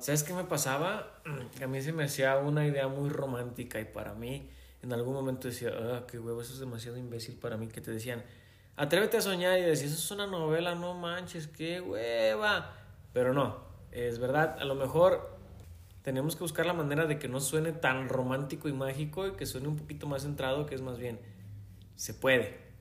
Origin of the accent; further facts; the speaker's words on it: Mexico; Yo también soy mexicano.